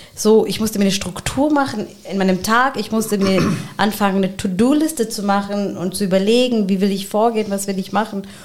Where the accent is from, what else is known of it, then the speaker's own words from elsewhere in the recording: Germany; habe halt pakistanische Wurzeln und mein Mann hat palästinensische Wurzeln und wir sind in Deutschland aufgewachsen